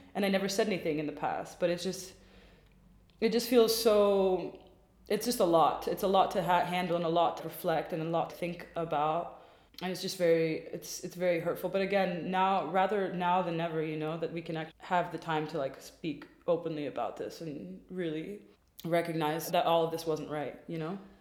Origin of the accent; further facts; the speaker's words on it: Washington, District of Columbia, United States; now in Berlin, Germany; i am also american by birth i and grew up in dc